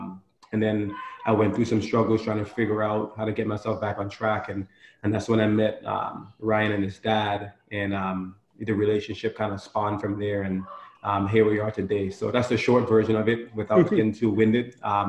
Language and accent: English; U.S. Virgin Islands; as a boy growing up, I challenged myself daily growing up in the Virgin Islands.